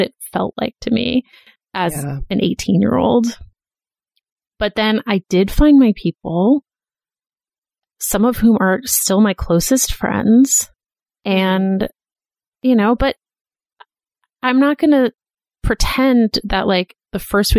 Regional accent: Boston, Massachusetts, United States; moved away as an adult; also born or lived in Philadelphia; I went to college in Philadelphia, and I'm from Boston

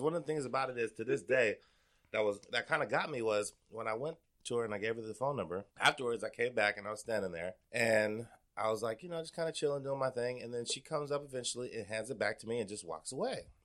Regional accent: Portland, Oregon, United States; also born or lived in Wisconsin; I, grew up in Northeast Portland

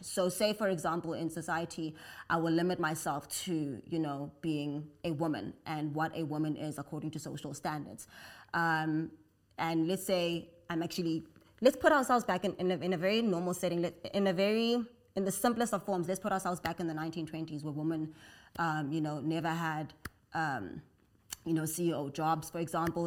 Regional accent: South Africa; So I'm African, I'm South African

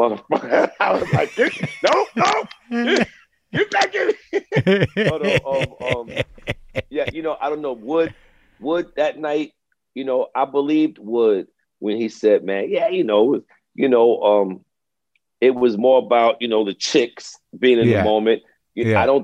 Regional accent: New York City, New York, United States; Oh, I grew up in Brooklyn, man. I grew up in East Flatbush

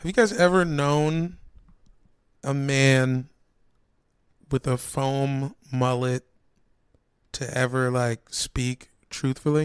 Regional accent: Virginia, United States; I'm from Virginia

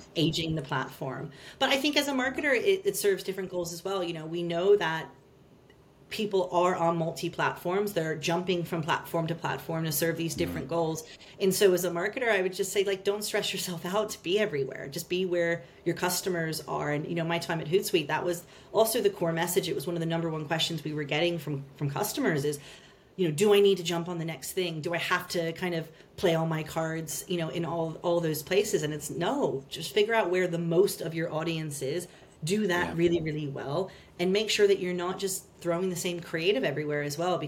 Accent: United States; accent: American; moved away as an adult; also born or lived in Australia / United Kingdom; now in London, United Kingdom; You'll hear from my accent, I'm American

